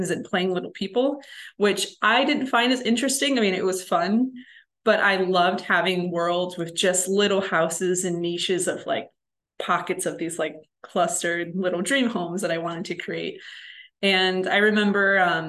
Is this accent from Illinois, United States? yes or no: yes; Chicago, Illinois, United States; I'm from Chicago originally, so I'm from a big city